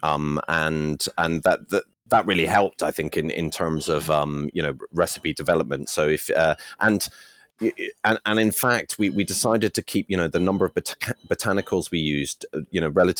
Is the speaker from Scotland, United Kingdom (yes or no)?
yes; Edinburgh, Scotland, United Kingdom; also born or lived in London; I grew up in Edinburgh